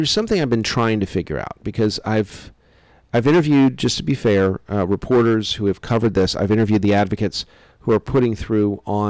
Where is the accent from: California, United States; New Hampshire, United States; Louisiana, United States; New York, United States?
Louisiana, United States; I'm from Louisiana.